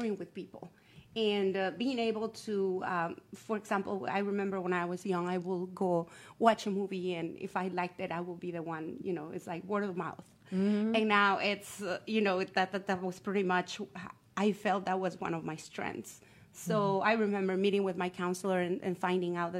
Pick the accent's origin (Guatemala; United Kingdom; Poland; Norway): Guatemala; moved away as an adult; now in United States; I'm originally from Guatemala, and I actually went to school to the Francisco Marroquin University